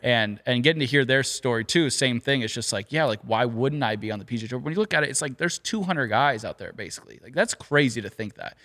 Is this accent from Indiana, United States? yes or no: no; Southern California, United States; growing up in Southern California